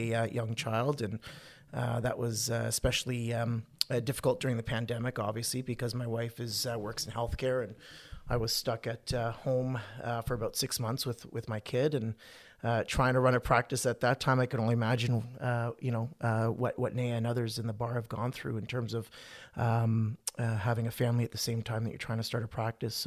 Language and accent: English; St. Catharines, Ontario, Canada; moved away as an adult; also born or lived in Ottawa; I was born and raised in St. Catharines